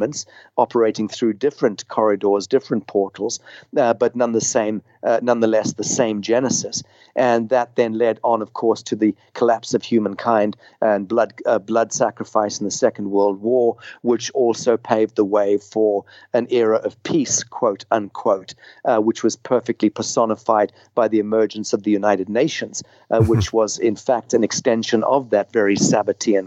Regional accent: Zimbabwe; I grew up in Rhodesia

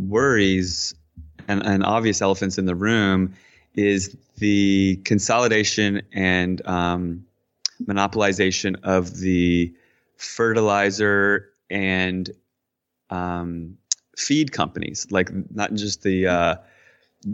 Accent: Washington, D.C., Virginia side, United States; moved away as an adult; I grew up in basically in Washington, D.C. on the Virginia side of the river

